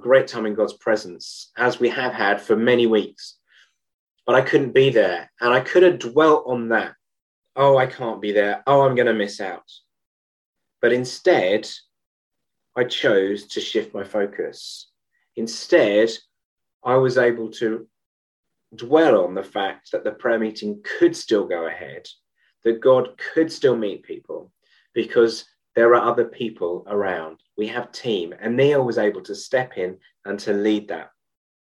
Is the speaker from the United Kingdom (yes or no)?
yes; United Kingdom; as a Brit